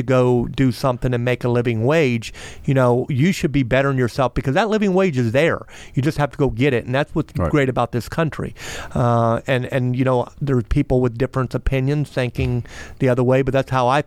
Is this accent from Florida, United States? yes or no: yes; Melbourne, Florida, United States; I grew up here, I'm from here, I love my hometown